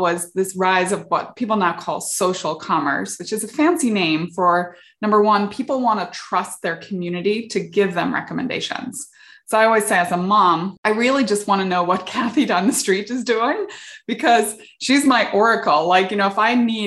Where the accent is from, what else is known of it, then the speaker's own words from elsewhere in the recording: Northern Ireland, United Kingdom; moved away as an adult; also born or lived in England / South Africa / Silicon Valley; now in California, United States; I grew up in the UK, I grew up in Northern Ireland during the Troubles.